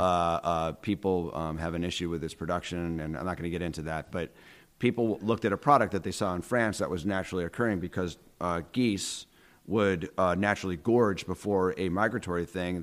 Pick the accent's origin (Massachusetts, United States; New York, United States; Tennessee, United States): New York, United States; Syracuse; also born or lived in Minneapolis; I grew up on West Scott Street